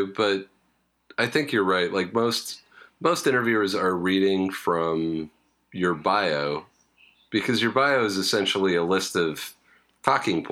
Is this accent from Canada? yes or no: yes; Canada; I'm Canadian